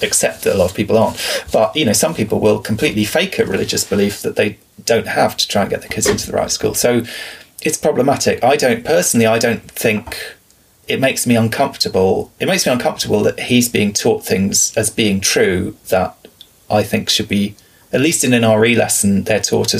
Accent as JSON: {"language": "English", "region": "England", "country": "United Kingdom", "tie": "born or raised there", "said": "you and I growing up in England"}